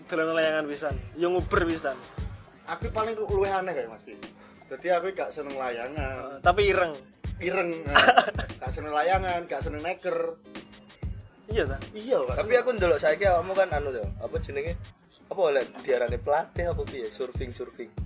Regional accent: Java, Indonesia; berhubung kita kan orang Jawa semua ya.

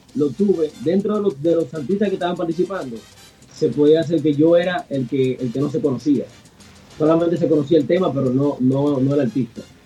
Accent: Dominican Republic; aquí en mi país, eh, en el 2018, 2018, hay un premio que se llama El Soberano

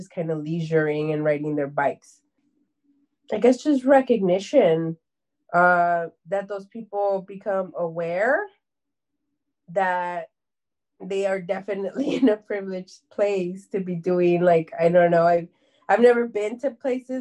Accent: Anaheim, California, United States; I was raised and born in Anaheim, California

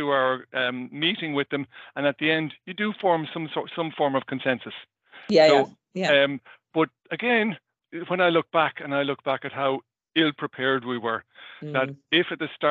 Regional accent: Ireland; as an Irish person, I would kind of talk relatively fast

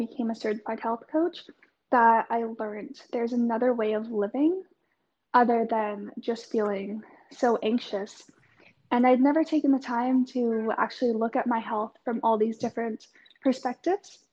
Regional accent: Canada; now in Melbourne, Australia; I'm currently living in Melbourne, but I'm from Canada.

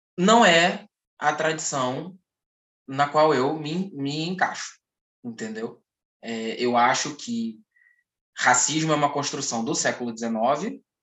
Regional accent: Brazil; Nós, enquanto brasileiros

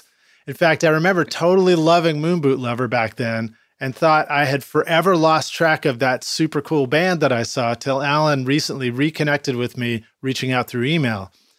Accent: New York City, New York, United States; I grew up in Brooklyn too

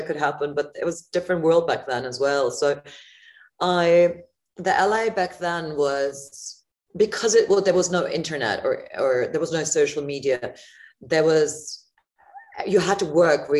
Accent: Frankfurt, Hesse, Germany; moved away; also born or lived in Los Angeles; I'm from Germany originally. I was born and raised in Frankfurt.

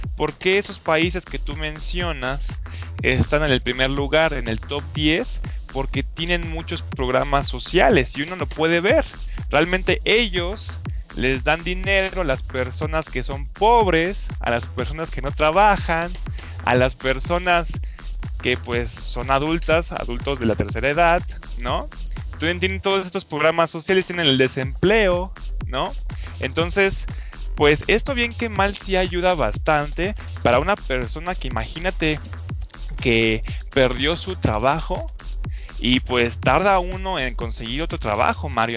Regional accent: Mexico; nosotros como mexicanos

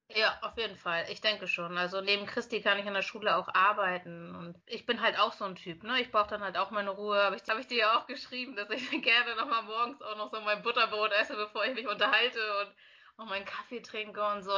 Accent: Lübeck, Schleswig-Holstein, Germany; also born or lived in Bremen / Berlin; Also ich bin gebürtige Lübeckerin, bin dann nach Bremen gegangen mit 18

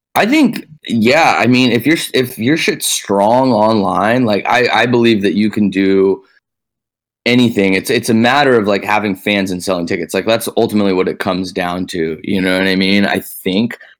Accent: Dallas, Texas, United States; moved away as an adult; also born or lived in Boston; now in Los Angeles, United States; I was born in Dallas and I was raised there

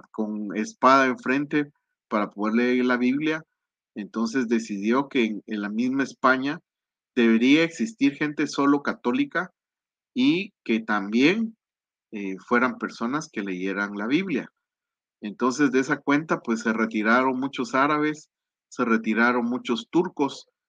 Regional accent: Guatemala; aquí en mi país, en la antigua

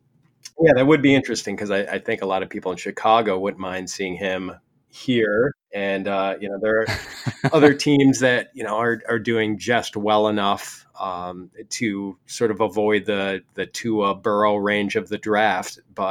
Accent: Ireland; because I'm Irish, I'm constantly getting bottles of Jameson as gifts

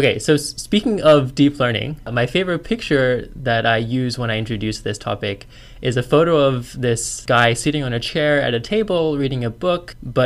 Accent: Australia; also born or lived in China; now in United States; I'm a Chinese-born Australian with an American PhD.

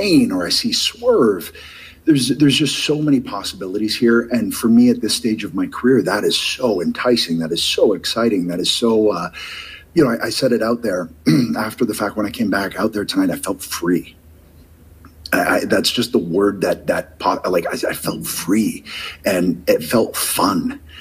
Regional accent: Southern Ontario, Canada; I'm a kid from Southern Ontario

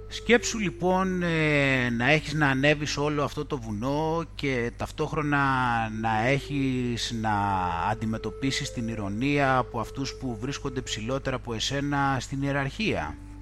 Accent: Greece; moved away as an adult; now in United Kingdom; για όλο τον καιρό που βρίσκομαι στην ε, Βρετανία από τότε που μετακόμισα από την Ελλάδα

